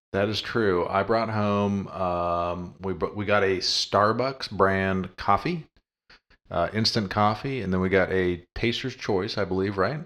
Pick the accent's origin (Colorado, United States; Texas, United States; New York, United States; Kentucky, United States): Colorado, United States; moved away; growing up in Colorado